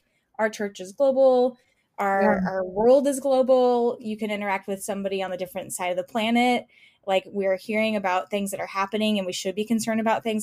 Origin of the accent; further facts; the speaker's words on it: California, United States; moved away as an adult; now in Indianapolis, United States; I didn't grow up in Indy. And so I grew up in California. I moved to Indy about 6 years ago